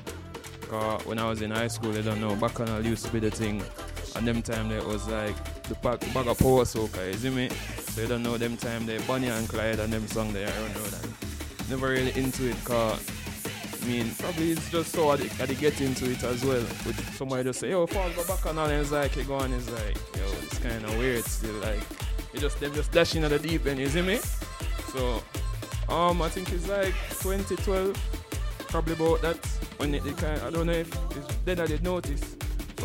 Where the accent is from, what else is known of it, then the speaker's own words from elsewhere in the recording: Jamaica; as a Jamaican